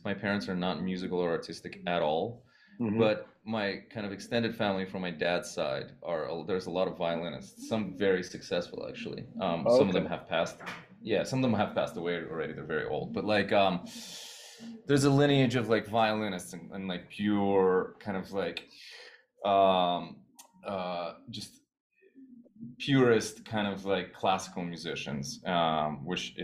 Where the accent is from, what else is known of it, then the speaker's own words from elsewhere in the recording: New York City, New York, United States; also born or lived in Soviet Union / Boston; I grew up in Queens